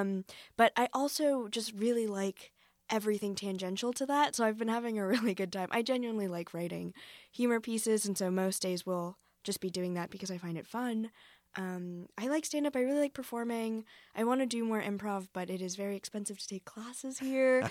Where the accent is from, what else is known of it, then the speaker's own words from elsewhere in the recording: Foster City, California, United States; now in New York City, United States; I am from Foster City, which is a small town